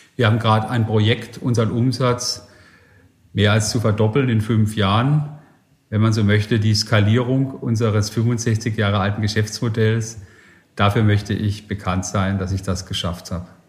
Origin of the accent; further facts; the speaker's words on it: Germany; also born or lived in Silicon Valley, United States; Geografisch bin ich jetzt gerade ein bisschen auf dem Deutschland-Trip und probiere auch in meiner Heimat Innovation nach vorne zu bringen